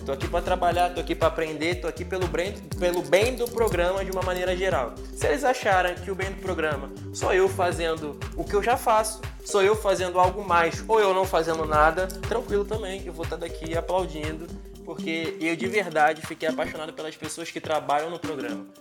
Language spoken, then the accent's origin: Portuguese; Rio de Janeiro, Brazil; also born or lived in São João de Meriti / São Paulo; Sou de São João de Meriti, criado em Bangu